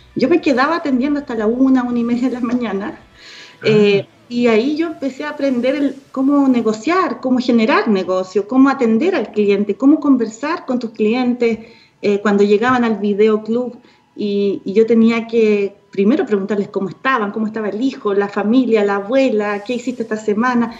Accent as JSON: {"language": "Spanish", "town": "Punta Arenas", "region": "Magallanes and Chilean Antarctica", "country": "Chile", "tie": "born or raised there", "said": "mi mamá hizo un videoclub en la casa, en Punta Arenas, porque yo soy de Punta Arenas, magallánica"}